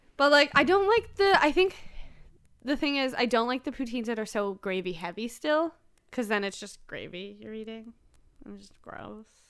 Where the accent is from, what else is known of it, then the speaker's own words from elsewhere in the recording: Canada; I'm a Canadian